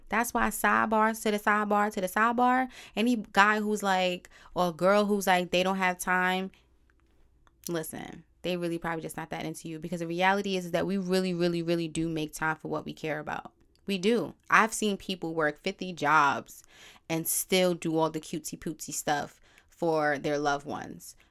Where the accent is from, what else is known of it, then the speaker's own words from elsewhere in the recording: New York City, New York, United States; also born or lived in Brooklyn, New York / Bronx, New York; I was born in Brooklyn, technically raised in Harlem, and now I reside in the B X